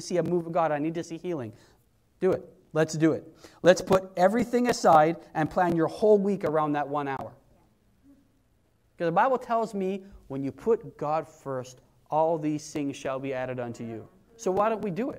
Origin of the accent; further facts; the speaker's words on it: Wales, United Kingdom; I'm Welsh and that's where I'm from